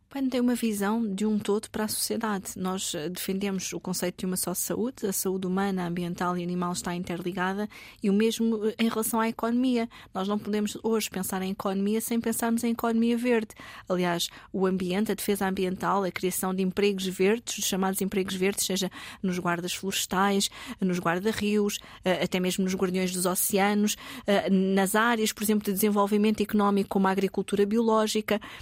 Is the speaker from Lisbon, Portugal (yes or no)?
yes; Lisbon, Portugal; sou alfacinha, nasci em Lisboa e toda a minha vida estudei também na cidade de Lisboa